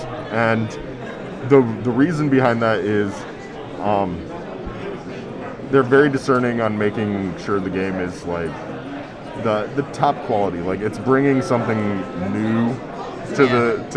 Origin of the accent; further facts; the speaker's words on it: Fort Wayne, Indiana, United States; I'm from Fort Wayne, Indiana